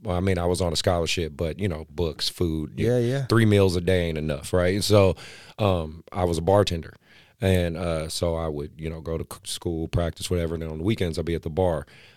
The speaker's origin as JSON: {"language": "English", "town": "Oakland", "region": "California", "country": "United States", "said": "I'm from Oakland, so I really appreciate that. I'm an Oakland guy."}